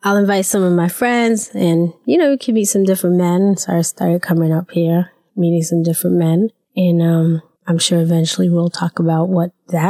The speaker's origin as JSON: {"language": "English", "region": "New York", "country": "United States", "also_born_or_lived": "Rhode Island", "accent": "New York", "moved": "as an adult", "said": "So, like Keith said, I'm from New York."}